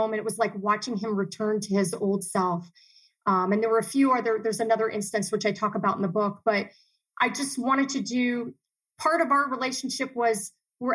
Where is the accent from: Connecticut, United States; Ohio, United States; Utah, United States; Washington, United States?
Ohio, United States; Dayton; also born or lived in Miami, Florida / Chicago / Columbus / Cleveland; now in Arizona, United States; we grew up in Dayton, Ohio, and then we grew up in Miami, Florida